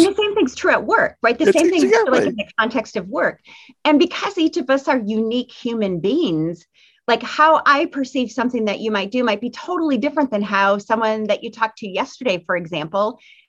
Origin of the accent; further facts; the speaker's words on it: Midwest, United States; I'm from the Midwest, so I'm a little bit Midwest nice.